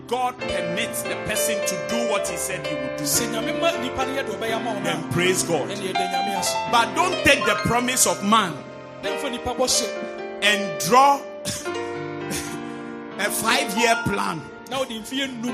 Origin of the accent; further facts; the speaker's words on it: Keta, Volta, Ghana; I come from Keta in the Volta region